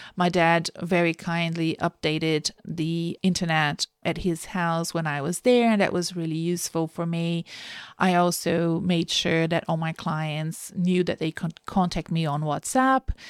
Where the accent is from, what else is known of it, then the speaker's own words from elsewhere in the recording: Brazil; now in Melbourne, Australia; I live in Australia, in Melbourne, but I'm originally from Brazil